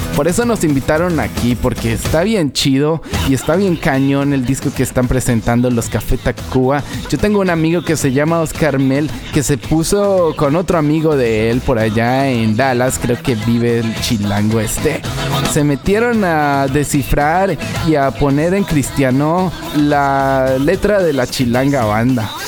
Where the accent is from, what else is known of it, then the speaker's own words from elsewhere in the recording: Colombia; Nosotros como buenos colombianos